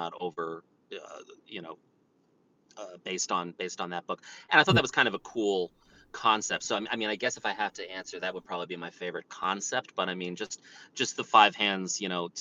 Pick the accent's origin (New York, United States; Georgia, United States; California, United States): New York, United States; I'm a New Yorker and I'm a Yankees fan here.